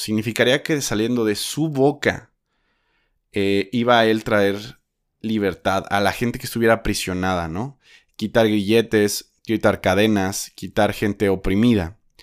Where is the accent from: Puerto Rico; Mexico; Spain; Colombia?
Mexico; also born or lived in Guadalajara, Jalisco; soy mexicano